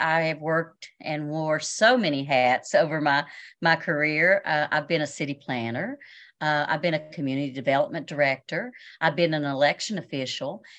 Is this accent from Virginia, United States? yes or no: yes; Washington County, Virginia, United States; also born or lived in Berea, Kentucky; I was born and raised here in Washington County